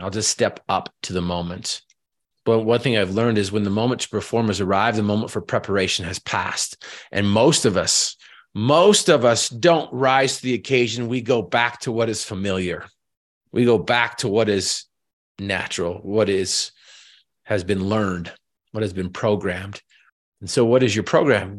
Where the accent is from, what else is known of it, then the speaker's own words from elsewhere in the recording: Northern Utah, United States; I was raised in Northern Utah